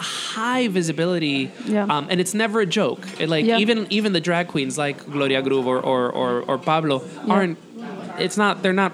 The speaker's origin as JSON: {"language": "English", "country": "Dominican Republic", "tie": "born or raised there", "also_born_or_lived": "New York City, United States", "moved": "yes", "lives_now": "Mexico City, Mexico", "said": "I grew up in the Dominican Republic and, you know a lot of Haitians."}